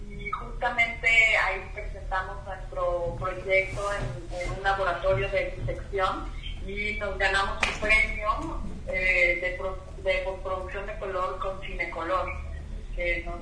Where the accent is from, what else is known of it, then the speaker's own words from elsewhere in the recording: Mexico; moved away; also born or lived in Brooklyn, New York; nosotros siendo mexicanos